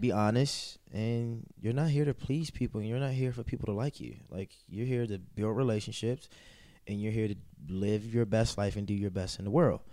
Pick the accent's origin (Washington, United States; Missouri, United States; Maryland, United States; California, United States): Maryland, United States; Baltimore; I'm from Baltimore City. Baltimore City is a tough city